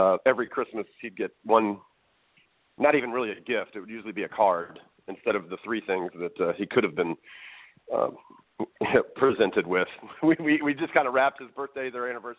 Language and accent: English; Dallas, Texas, United States; also born or lived in North Carolina; Born and raised in Dallas, Texas